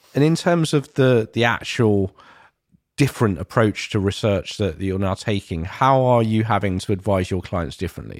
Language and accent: English; London, United Kingdom; places where I grew up in East London